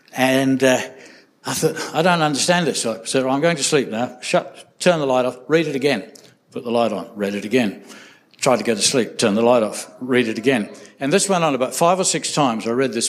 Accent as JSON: {"language": "English", "region": "England", "country": "United Kingdom", "said": "I came from England, and so I wrote to my dad"}